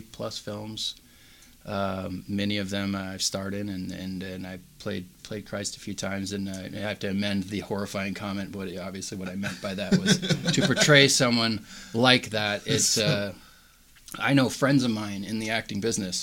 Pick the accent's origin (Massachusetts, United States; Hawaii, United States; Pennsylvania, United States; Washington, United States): Washington, United States; I grew up in Washington, so it rained like 9 months out of the year